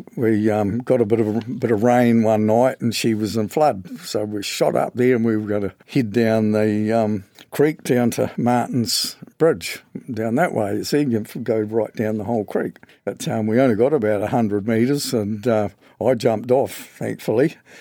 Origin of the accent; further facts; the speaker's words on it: Westport, West Coast, New Zealand; born and bred in West Port, lived all my life in Cardiff Beach